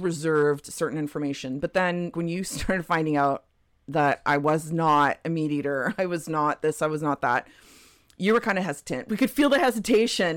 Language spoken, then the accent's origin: English; Toronto, Ontario, Canada; moved away as an adult; also born or lived in Terceira, Azores, Portugal; now in British Columbia, Canada; born in Portugal, lived in Toronto most of my life. So, my parents moved to Toronto when I was just under, uh, so they moved in January. I turned three in April